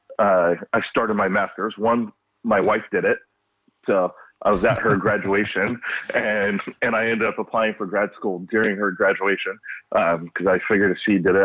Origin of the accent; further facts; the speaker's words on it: Los Angeles, California, United States; now in West Bloomfield, United States; I'm from Los Angeles